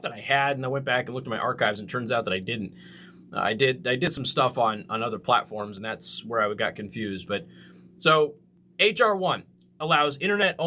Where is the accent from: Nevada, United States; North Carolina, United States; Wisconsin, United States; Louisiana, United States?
Nevada, United States; I'm from Nevada